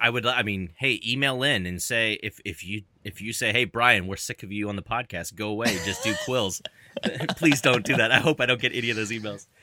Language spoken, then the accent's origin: English; Louisville, Kentucky, United States; also born or lived in Cincinnati, Ohio; now in Dallas, United States; my hometown is in Louisville, Kentucky